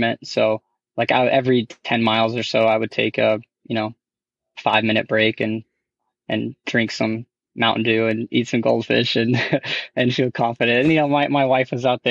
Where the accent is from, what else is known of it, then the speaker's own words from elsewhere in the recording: Newnan, Georgia, United States; now in Augusta, United States; my hometown in Noonan.